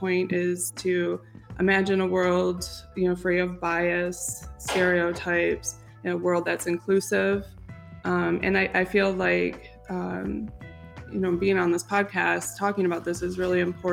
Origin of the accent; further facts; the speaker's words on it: Detroit, Michigan, United States; Tom and I both grew up downstate, Metro Detroit area.